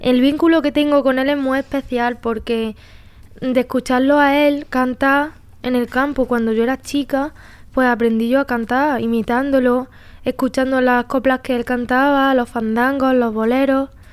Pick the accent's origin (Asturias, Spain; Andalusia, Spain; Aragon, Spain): Andalusia, Spain; Pozoblanco; accent: Andalusian; moved away as an adult; also born or lived in Barcelona; soy de Pozo Blanco